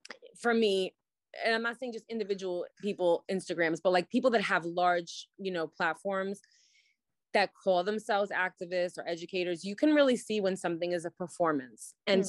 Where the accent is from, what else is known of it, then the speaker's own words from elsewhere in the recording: New York City, New York, United States; So I didn't grow up in that New York City community. I grew up in Brooklyn, more like in neighborhoods that were non-Jewish, Black and Brown, and Ashkenazi Hasidim.